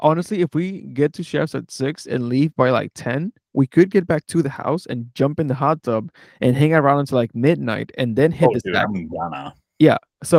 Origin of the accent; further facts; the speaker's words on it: Philadelphia, Pennsylvania, United States; we are both from Philadelphia.